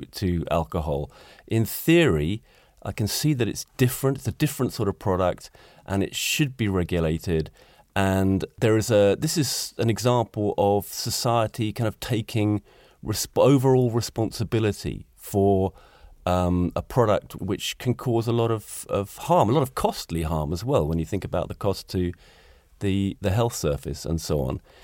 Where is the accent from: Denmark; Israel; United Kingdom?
United Kingdom; moved away as an adult; now in Gothenburg, Sweden; I'm a Brit